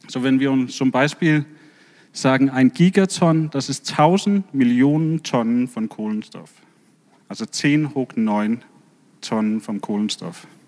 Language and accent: German; Denmark; German is a second language; now in Bremen, Germany; dass ich komme ursprünglich aus Dänemark